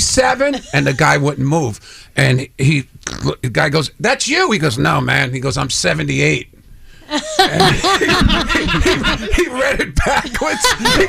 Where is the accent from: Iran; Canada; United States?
United States; New York City, New York; We're both from the Bronx. We grew up in the same neighborhood.